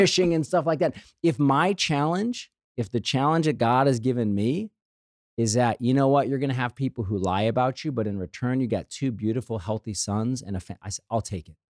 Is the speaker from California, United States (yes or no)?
no; St. Louis, Missouri, United States; When I was a kid, right, growing up in Saint Louis, we had the Saint Louis Post Dispatch in our house